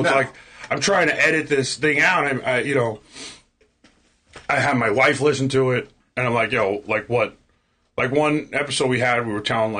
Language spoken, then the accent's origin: English; New York City, New York, United States; accent: Queens; also born or lived in Ozone Park, Queens; I grew up in Woodhaven.